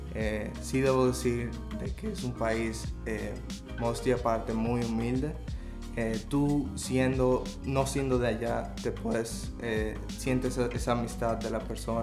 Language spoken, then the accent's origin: Spanish; Dominican Republic; moved away as an adult; now in Vancouver, Canada; fui eh, de regreso eh, de vacaciones a República Dominicana